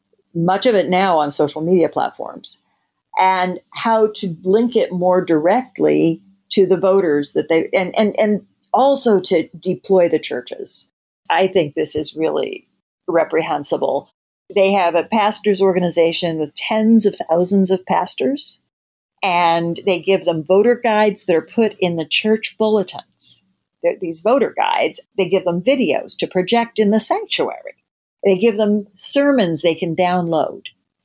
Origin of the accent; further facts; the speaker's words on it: Midwest, United States; You know, you and I grew up in the Midwest